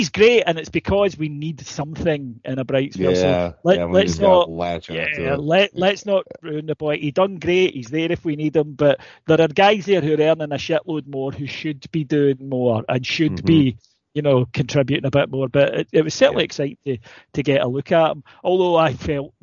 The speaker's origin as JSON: {"language": "English", "area": "Ayrshire", "region": "Scotland", "country": "United Kingdom", "said": "I'm from Ayrshire"}